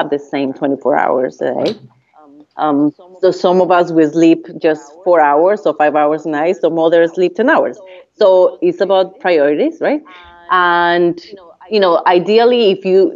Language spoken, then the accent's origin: English; Colombia; first language Spanish; English is a second language; moved away as an adult; I came from Colombia